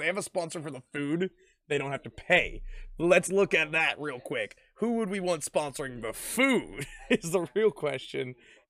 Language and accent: English; the South, United States; I only know of Golden Corral, man. I'm from the South. That's where everybody eats.